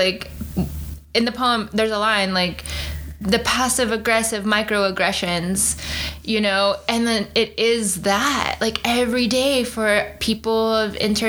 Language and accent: English; Michigan, United States; so I grew up in Michigan.